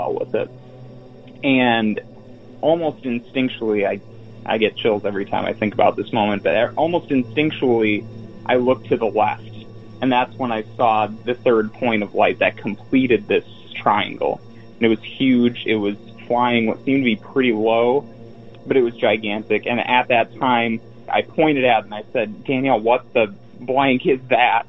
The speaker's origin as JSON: {"language": "English", "town": "Roscoe", "region": "Illinois", "country": "United States", "tie": "born or raised there", "said": "my hometown in Roscoe, Illinois"}